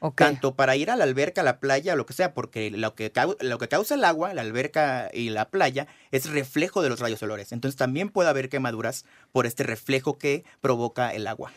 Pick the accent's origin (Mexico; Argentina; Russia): Mexico; Veracruz; yo soy de Veracruz y allá tenemos una humedad aproximada, aproximada del 70%